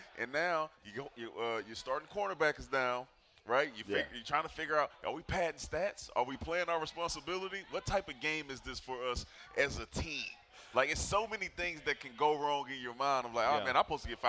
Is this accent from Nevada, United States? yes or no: no; Houston, Texas, United States; I'm from Houston.